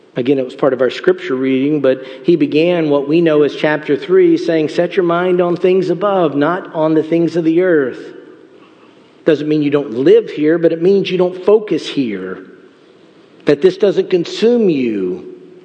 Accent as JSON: {"language": "English", "country": "United States", "said": "as Americans within the church, within the body of Christ, we live in this culture"}